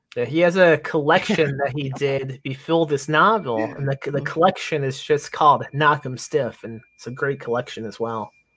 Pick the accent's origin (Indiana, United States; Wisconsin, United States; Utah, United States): Indiana, United States; Lake Station; I'm from Indiana, so I wasn't too uh, distant from uh, Michigan